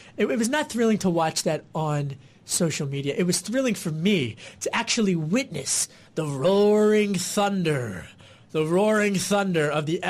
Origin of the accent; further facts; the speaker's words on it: Pennsylvania, United States; I grew up in Delco outside of Philly, so I think Pennsylvania politics are always the most interesting.